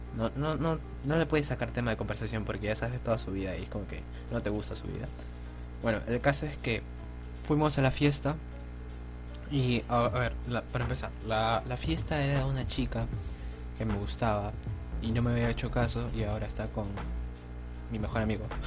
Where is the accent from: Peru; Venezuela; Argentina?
Peru; soy de Perú